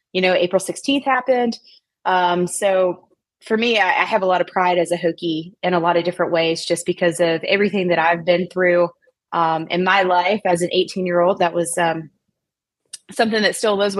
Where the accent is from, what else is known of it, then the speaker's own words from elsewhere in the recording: Tazewell, Virginia, United States; I grew up in Southwest Virginia, about an hour and a half from Blacksburg.